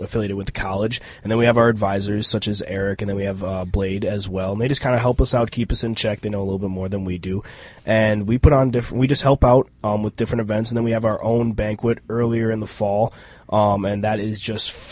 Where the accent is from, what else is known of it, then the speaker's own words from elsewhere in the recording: Nicollet, Minnesota, United States; I grew up down in Nicollet, Minnesota. That's down by Mankato.